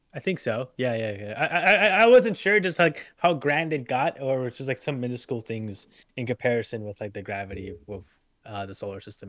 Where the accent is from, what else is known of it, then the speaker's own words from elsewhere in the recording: Truro, Nova Scotia, Canada; my hometown. There's very there's very open skies